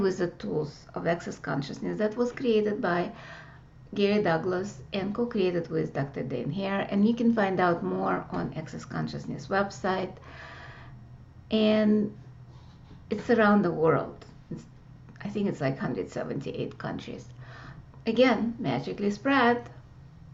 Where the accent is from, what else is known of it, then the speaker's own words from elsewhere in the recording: Russia; moved away; growing up in Russia